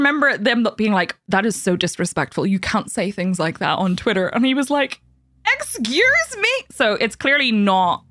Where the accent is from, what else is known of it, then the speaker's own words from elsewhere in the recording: Northern Ireland, United Kingdom; I'm Northern Irish